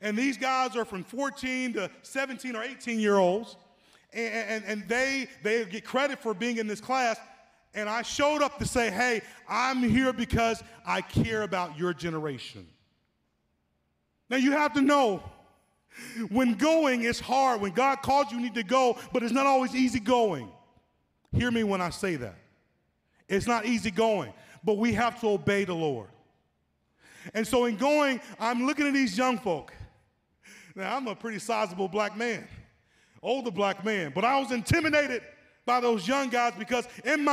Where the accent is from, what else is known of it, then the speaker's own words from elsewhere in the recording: Atlanta, Georgia, United States; moved away; when I was 10 years old, growing up in Atlanta